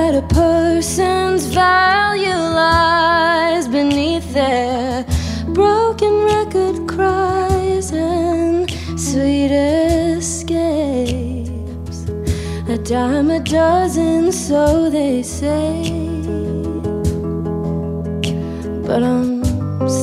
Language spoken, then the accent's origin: English; Cleveland, Ohio, United States; also born or lived in Atlanta, Georgia; now in Nashville, United States; I grew up in Cleveland and it's so cold there all the time